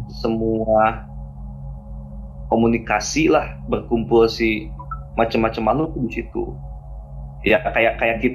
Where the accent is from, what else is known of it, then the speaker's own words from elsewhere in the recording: Purwakarta, West Java, Indonesia; Oke, selamat malam semuanya. Kenalin … kebetulan saya dari Purwakarta ya